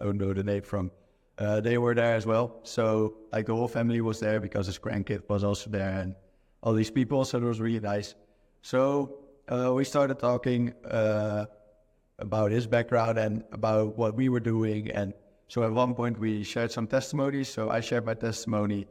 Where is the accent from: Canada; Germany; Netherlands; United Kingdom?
Netherlands; moved away; I'm originally from the Netherlands